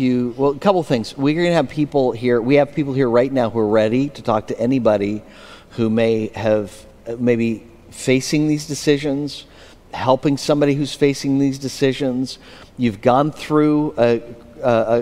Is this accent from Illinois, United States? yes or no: no; Pennsylvania, United States; Pennsylvania, my hometown